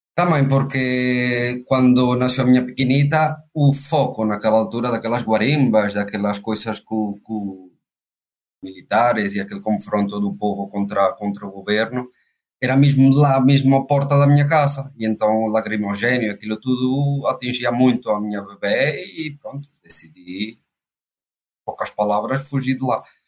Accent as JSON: {"language": "Portuguese", "town": "Valencia", "region": "Carabobo", "country": "Venezuela", "tie": "born or raised there", "moved": "as an adult", "lives_now": "Portugal", "said": "foi a terra onde nasci, é a terra onde me criei"}